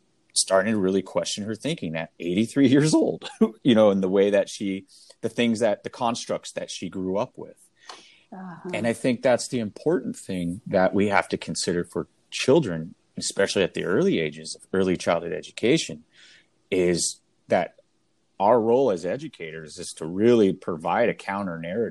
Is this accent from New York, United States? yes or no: no; Seattle, Washington, United States; my hometown of Seattle